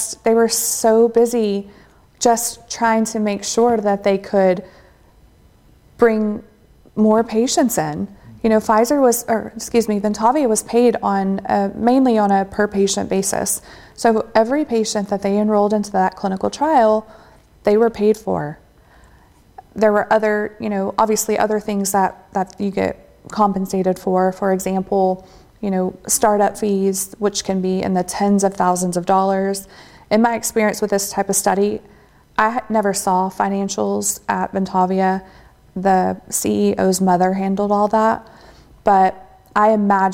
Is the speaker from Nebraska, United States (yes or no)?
no; Texas, United States; I'm from Texas.